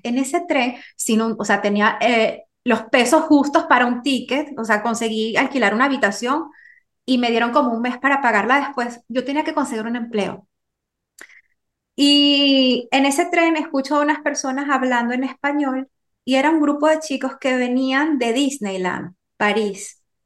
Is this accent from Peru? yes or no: no; Venezuela; moved away as an adult; also born or lived in France; yo me encontraba viviendo en Venezuela, que es donde, donde yo nací